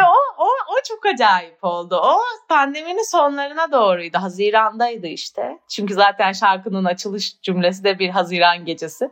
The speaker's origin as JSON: {"language": "Turkish", "country": "Turkey", "tie": "born or raised there", "also_born_or_lived": "United Kingdom", "moved": "as an adult", "lives_now": "Barcelona, Spain", "said": "hayatımın 18 senesini orada 19 senesini orada yaşadım"}